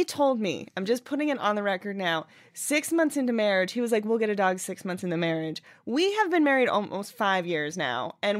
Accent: Dallas, Texas, United States; born there; also born or lived in Rhode Island / Minnesota / Fort Worth, Texas; now in New York, United States; Born in Dallas, Texas. Moved to Rhode Island. Then moved to Minnesota. Back to Texas, Fort Worth, Texas for college. And then moved to New York for a job.

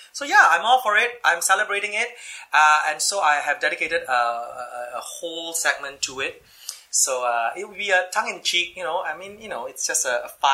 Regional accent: Singapore; I'm truly Singaporean. I'm uniquely Singaporean.

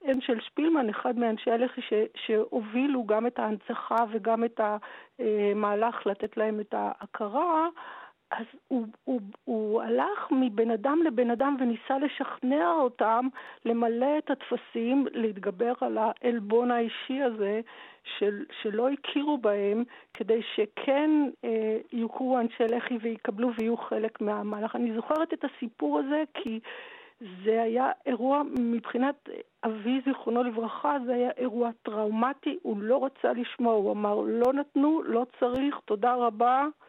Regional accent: Tel Aviv, Tel Aviv District, Israel; בתור ילדה שגדלה בתל אביב

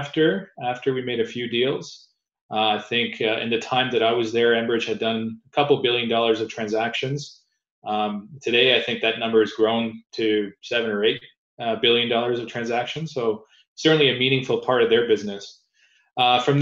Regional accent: Canada; As a Canadian

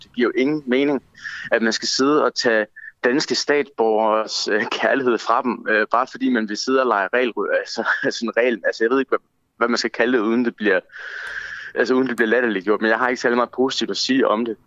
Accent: Denmark; jeg er EU-borger, fordi jeg er født og opvokset i Danmark, dansk statsborger

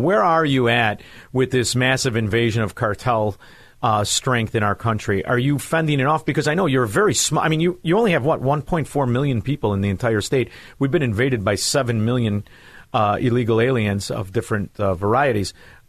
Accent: Chicago, Illinois, United States; I hung around with and grew up with at a certain time in Chicago.

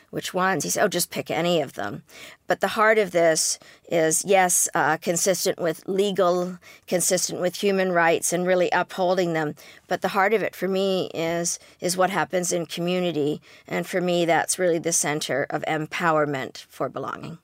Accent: Canada; I am Canadian

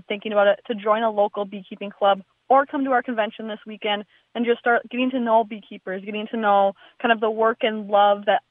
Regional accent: Maiden Rock, Wisconsin, United States; I am from Maiden Rock, Wisconsin, so about an hour west of Eau Claire

